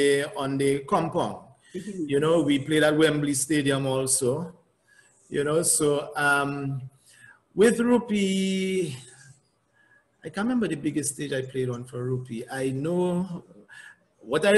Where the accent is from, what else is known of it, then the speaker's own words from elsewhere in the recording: Dominica; accent: Dominican; I had that Dominican accent